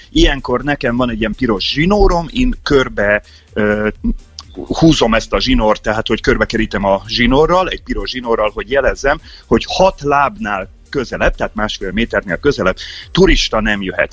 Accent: Hungary; moved away as an adult; now in Hawaii, United States; Száz napra Magyarországra megyek, az az én szülőhazám

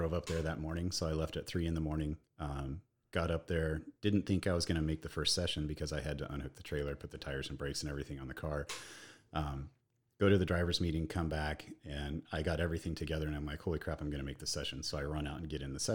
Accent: Kansas, United States; moved away; I grew up in the Midwest, so back that up. So I grew up in Kansas.

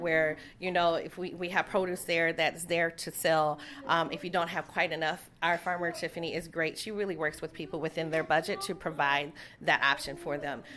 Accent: Saint Paul, Minnesota, United States; I'm a I'm a homegrown girl, so I grew up in St. Paul

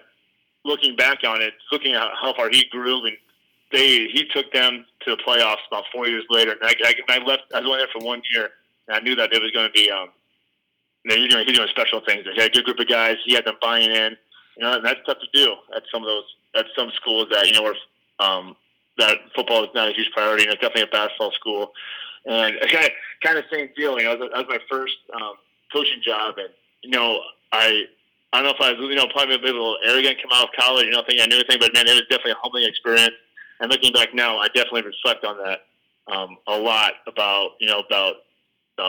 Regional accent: Carroll, Iowa, United States; also born or lived in Pella; I'm from Carroll originally, growing up, played all the sports

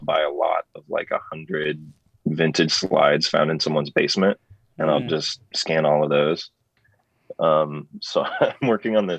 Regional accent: Los Angeles, California, United States; I grew up in Los Angeles

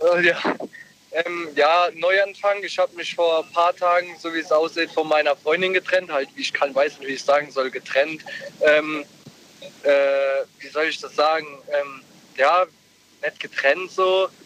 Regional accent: Ludwigshafen, Rhineland-Palatinate, Germany; ich komme aus Ludwigshafen eigentlich

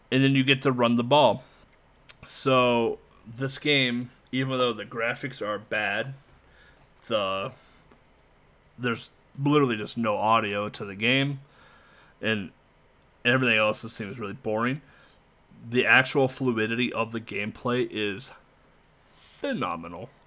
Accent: United States; Being an American

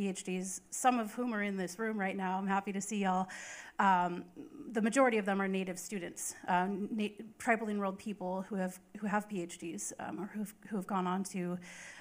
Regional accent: Fort Peck, northeastern Montana, United States; now in Oklahoma, United States; I am Assiniboine from the Fort Peck Assiniboine and Sioux Tribes in northeastern Montana

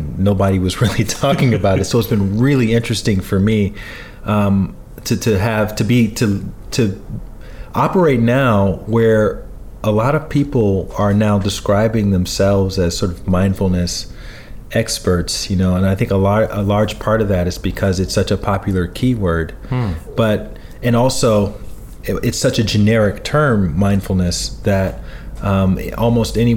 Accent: Alabama, United States; I grew up in Alabama, you know, I'm 43 right now

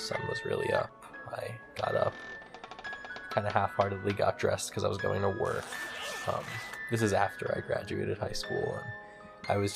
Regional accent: Trenton, New Jersey, United States; I grew up in Trenton, New Jersey

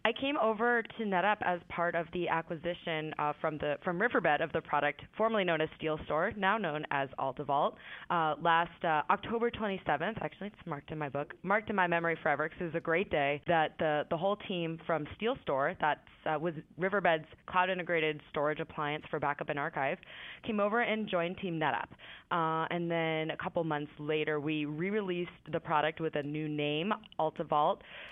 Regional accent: Boston, Massachusetts, United States; I'm from Boston

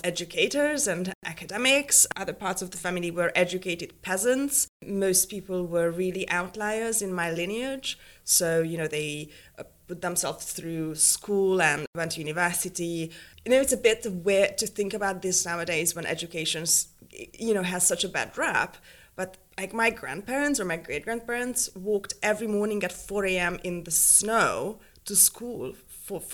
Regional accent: Budapest, Hungary; now in United Kingdom; I was born in 83 in Budapest

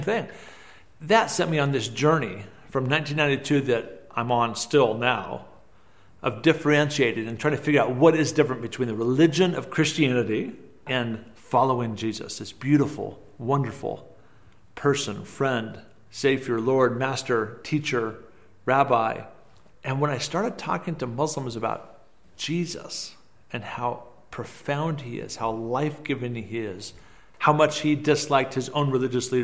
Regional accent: Hillsboro, Oregon, United States; moved away as an adult; also born or lived in Beirut, Lebanon; I was born in Hillsboro, Oregon.

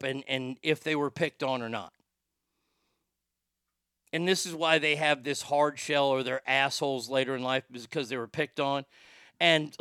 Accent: Texas, United States; the fact that we're from Texas

